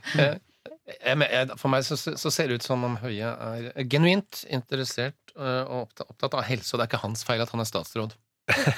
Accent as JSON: {"language": "Norwegian", "region": "Southern Norway", "country": "Norway", "lives_now": "Oslo, Norway", "said": "jeg hadde jo aldri som søring funnet meg i å måtte ta bussen fra der jeg bor, på Grünerløkka, ned til sentrum i Oslo"}